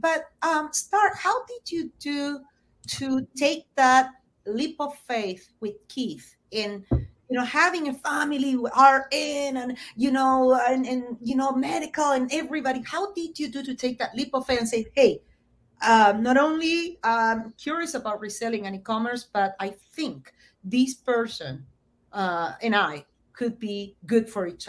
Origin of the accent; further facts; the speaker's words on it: Argentina; moved away; I came from Argentina, where recession and inflation is a constant.